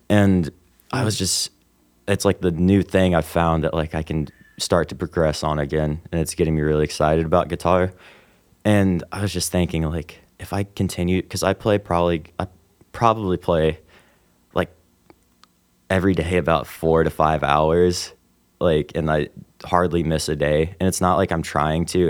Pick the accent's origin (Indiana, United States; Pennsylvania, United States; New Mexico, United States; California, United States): Indiana, United States; Evansville; also born or lived in Robinson, Illinois / Utah; I moved to Evansville uh, when I was about eight and I've lived here ever since.